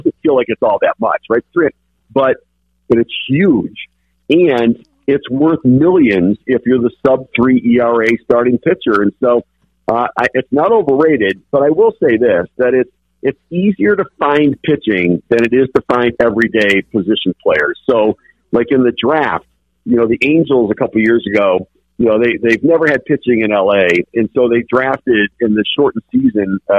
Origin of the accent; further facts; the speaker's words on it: Detroit, Michigan, United States; I grew up in Detroit, so I watched the Tigers a lot